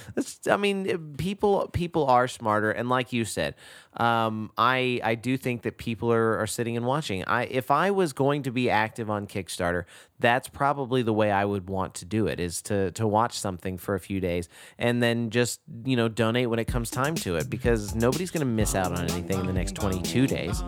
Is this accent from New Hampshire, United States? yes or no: no; Texas, United States; moved away; growing up in Texas